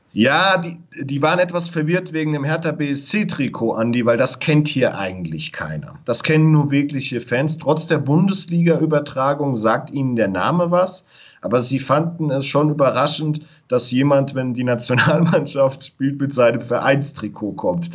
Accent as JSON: {"language": "German", "country": "Germany", "moved": "yes", "lives_now": "Mexico City, Mexico", "said": "als Deutscher, der in Mexiko lebt"}